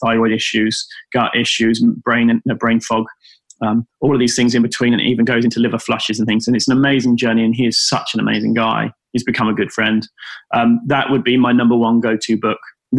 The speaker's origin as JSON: {"language": "English", "country": "United Kingdom", "said": "we're British"}